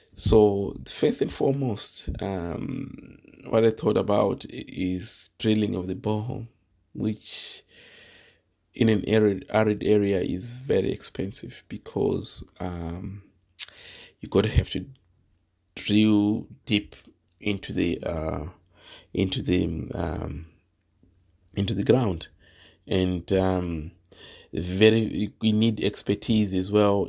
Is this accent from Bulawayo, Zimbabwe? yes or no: no; Manicaland, Zimbabwe; moved away as an adult; now in United Kingdom; I'm Zimbabwean and, um, from Manchuria land, and I grew up in Manchuria land in the district of Wetzlar